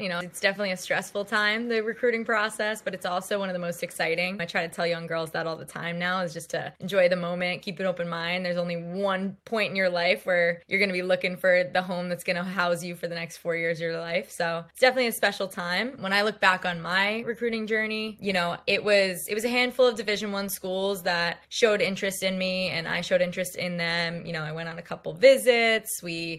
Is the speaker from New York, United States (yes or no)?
yes; Islip, New York, United States; I grew up on Long Island in New York.